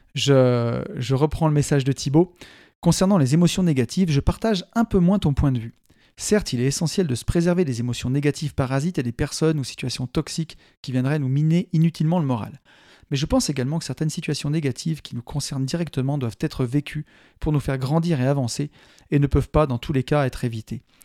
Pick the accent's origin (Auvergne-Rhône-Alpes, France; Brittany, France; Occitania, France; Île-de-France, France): Auvergne-Rhône-Alpes, France; Saint-Étienne area; en tant que Stéphanois, hein, c'est un pays de mines